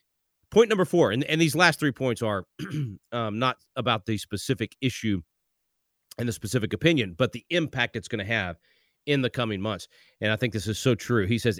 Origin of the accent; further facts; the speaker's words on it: Texas, United States; I know my home state of Texas has a trigger law.